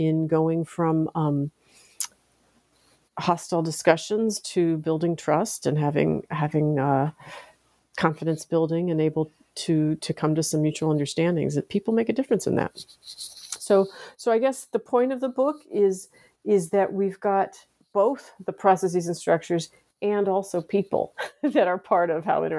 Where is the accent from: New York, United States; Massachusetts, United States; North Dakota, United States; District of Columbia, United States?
District of Columbia, United States; Washington; I grew up here in the United States in the Washington, D.C. area